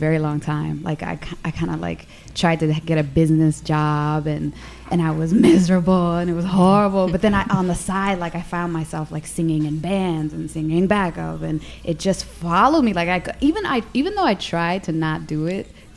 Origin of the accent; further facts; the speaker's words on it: Midwest, United States; moved away; we're originally from the Midwest